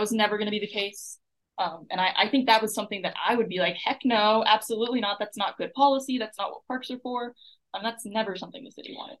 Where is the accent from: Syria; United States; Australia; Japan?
United States; Buda, Texas; now in Austin, United States; I grew up in Buda, which is about 30 minutes away from here.